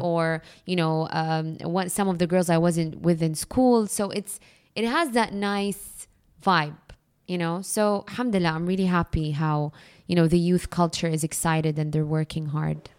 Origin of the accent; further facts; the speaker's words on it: Jeddah, Makkah Province, Saudi Arabia; now in Dubai, United Arab Emirates; I grew up in Jeddah